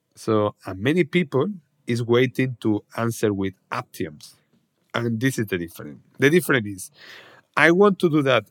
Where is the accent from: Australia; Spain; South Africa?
Spain; Salamanca, Castile and León; my hometown, Salamanca